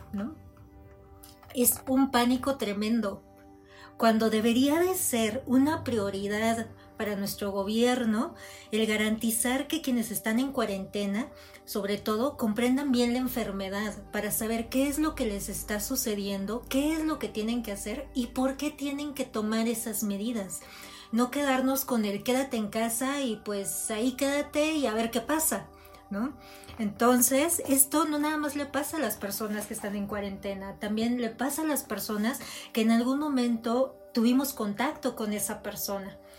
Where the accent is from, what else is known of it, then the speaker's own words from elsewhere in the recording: Mexico; como mexicanos